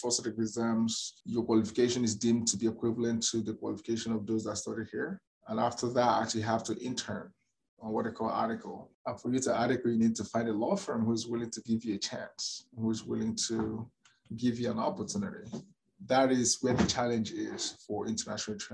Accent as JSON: {"language": "English", "country": "Nigeria", "moved": "as an adult", "lives_now": "Calgary, Canada", "said": "as a Nigerian trained lawyer"}